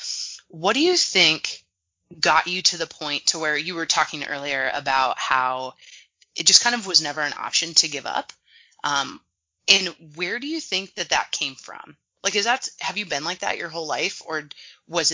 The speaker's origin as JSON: {"language": "English", "town": "Portland", "country": "United States", "tie": "born or raised there", "said": "I grew up in Portland, so all I really know is rain"}